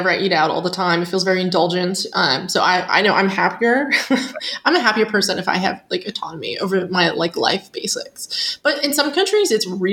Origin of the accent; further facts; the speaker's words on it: Pittsburgh, Pennsylvania, United States; moved away as an adult; I'm from the Pittsburgh area